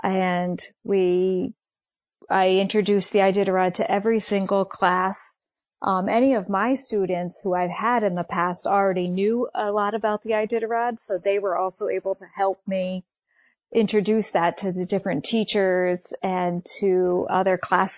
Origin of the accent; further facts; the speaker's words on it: Mansfield, Connecticut, United States; I'm from Mansfield, Connecticut.